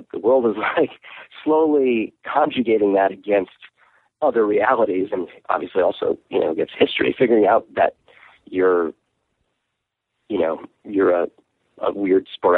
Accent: New York City, New York, United States; also born or lived in Kansas City; I lived in Kansas City. My dad was teaching at the Art Institute, and I was a little kid, and then we moved to Brooklyn

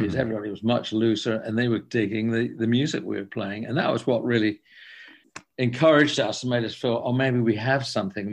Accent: England, United Kingdom; I'm from England

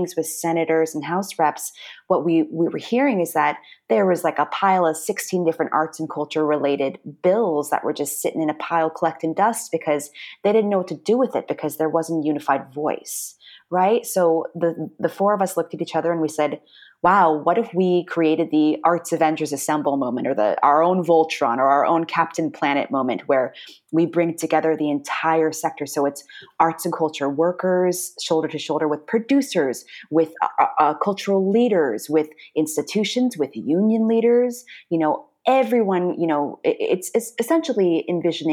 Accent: Orange County, Southern California, United States; moved away as an adult; also born or lived in New York City; I'm from Southern California. I was raised in Orange County

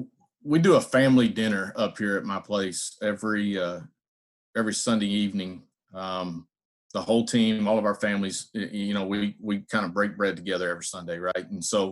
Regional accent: Texas, United States; I am a big football guy and grew up a Cowboys fan. I'm from Texas.

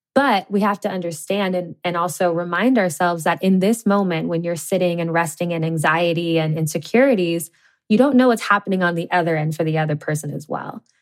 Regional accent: Cincinnati, Ohio, United States; I grew up in the Midwest in Cincinnati, Ohio.

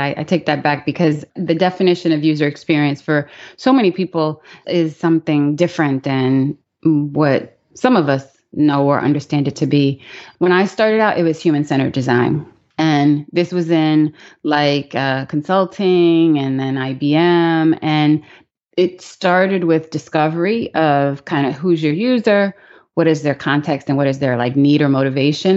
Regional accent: New York City, New York, United States; moved away; also born or lived in Pittsburgh, Pennsylvania / Maryland; I was born in Pittsburgh, Pennsylvania. when I was really young, before I started school, we moved to Queens, New York. So I grew up in Queens

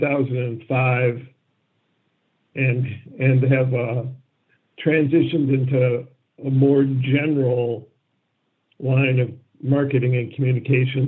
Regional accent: Syracuse, New York, United States; also born or lived in Ann Arbor, Michigan; I grew up in Syracuse, New York, which at that time was more or less a backwater.

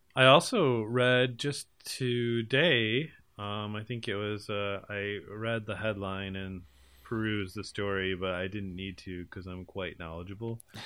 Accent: United States; I'm from America

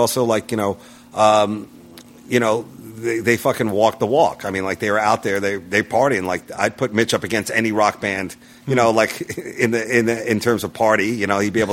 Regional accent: New York, United States; I'm from New York

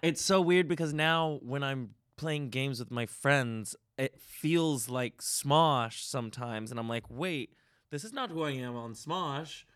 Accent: Nashville, Tennessee, United States; I'm from Nashville, where you talk to anyone for any reason

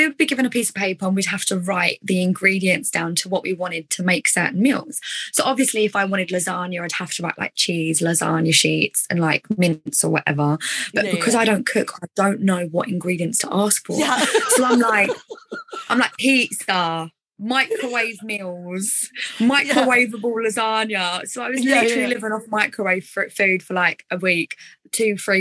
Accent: Essex, East of England, United Kingdom; accent: Essex; with my Essex accent

